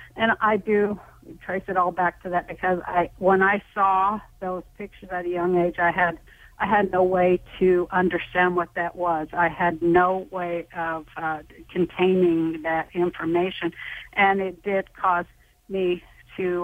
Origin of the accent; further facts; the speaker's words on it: Salt Lake City, Utah, United States; I'm from Salt Lake City, Utah